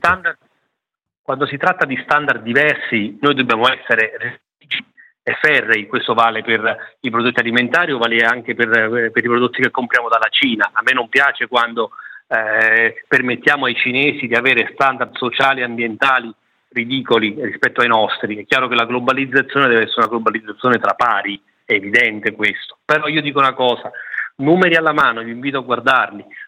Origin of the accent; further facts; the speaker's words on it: Campania, Italy; Io sono campano